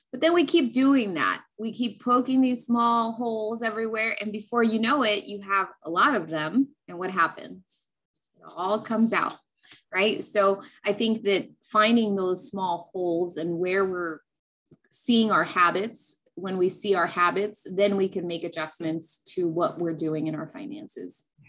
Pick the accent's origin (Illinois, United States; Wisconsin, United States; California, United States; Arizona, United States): California, United States; born or raised there; also born or lived in New Mexico